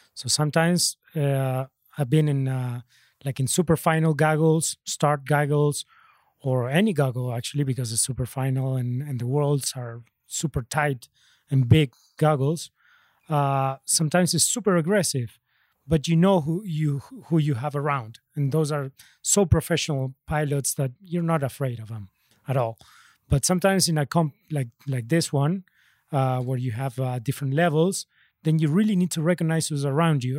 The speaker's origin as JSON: {"language": "English", "country": "Argentina", "said": "I'm from Argentina"}